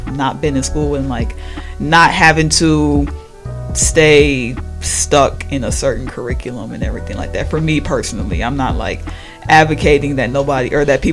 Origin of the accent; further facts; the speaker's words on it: Milwaukee, Wisconsin, United States; I come from Milwaukee, 19 years old.